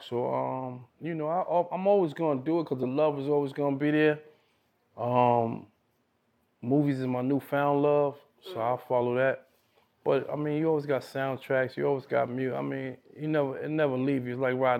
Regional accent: New York City, New York, United States; I'm from Brooklyn

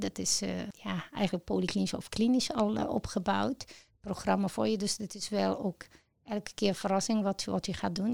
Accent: Egypt; Dutch is a second language; moved away as an adult; now in Netherlands; ik ben in Egypte geboren en ehm, sinds het jaar 2000 in Nederland gekomen

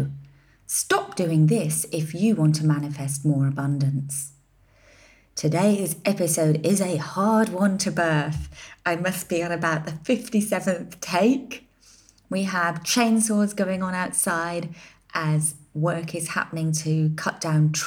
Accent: United Kingdom; now in Ibiza, Spain; as a British business and a British citizen, albeit an ex-resident

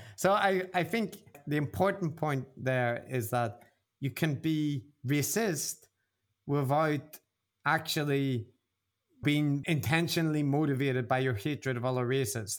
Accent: Belfast, Northern Ireland, United Kingdom; now in Japan; I grew up in Belfast

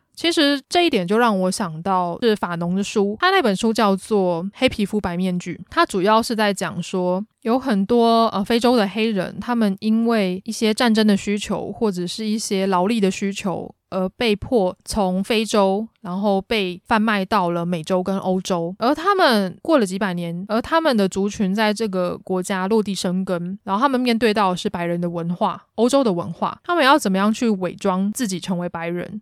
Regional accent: Taiwan; 身为台湾人，我自己在看《进击的巨人》

